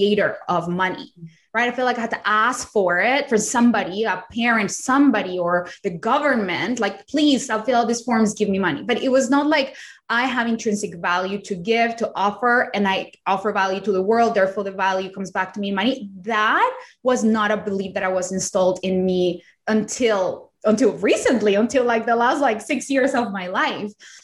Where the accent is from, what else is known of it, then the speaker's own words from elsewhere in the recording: Colombia; English is a second language; also born or lived in Australia; now in United States; I am not from America. I did not grow up here. I did not speak English when I was little. I was born in Colombia, in a third world country in South America